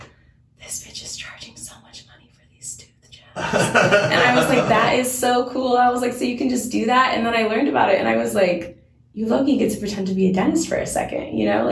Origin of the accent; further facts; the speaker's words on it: Washington, United States; now in Seattle, United States; I grew up in Washington, but I grew up in, like, in a much smaller town